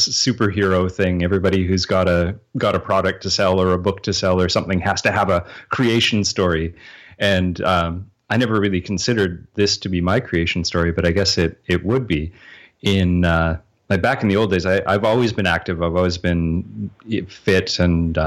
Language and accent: English; Canada; accent: Canadian; because I'm Canadian